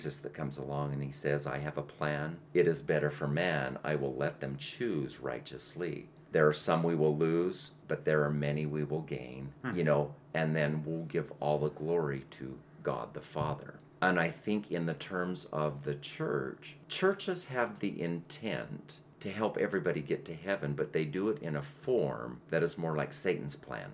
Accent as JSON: {"language": "English", "region": "Utah", "country": "United States", "said": "I am from Utah."}